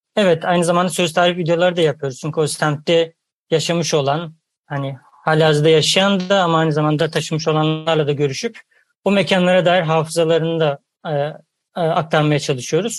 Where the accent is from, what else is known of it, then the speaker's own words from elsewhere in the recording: Ankara, Turkey; ben de Ankaralıyım. Ben de Ulus'ta o terörleri hatırlıyorum çocukluğumdan.